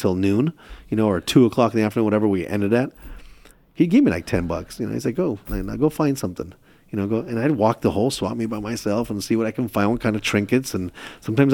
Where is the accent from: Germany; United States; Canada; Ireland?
United States; Chula Vista, California; also born or lived in Istanbul, Turkey; I grew up in Chula Vista